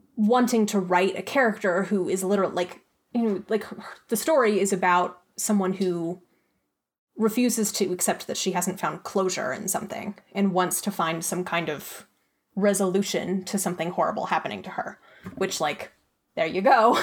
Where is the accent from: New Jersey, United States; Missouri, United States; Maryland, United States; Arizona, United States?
Arizona, United States; also born or lived in Pennsylvania; I was born in Pennsylvania, actually, but I grew up in Arizona and had a pretty picturesque childhood.